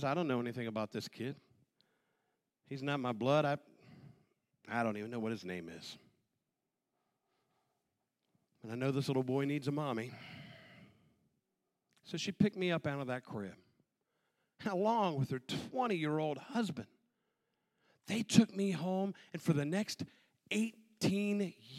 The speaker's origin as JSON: {"language": "English", "region": "Western Maryland", "country": "United States", "tie": "born or raised there", "said": "The moment I was born, I was placed immediately into an orphanage out in Western Maryland"}